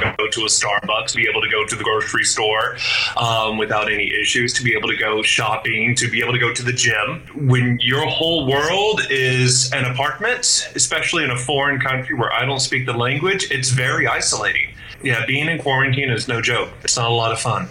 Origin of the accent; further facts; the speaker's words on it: United States; moved away as an adult; now in Beijing, China; I'm an American. I'm used to my freedom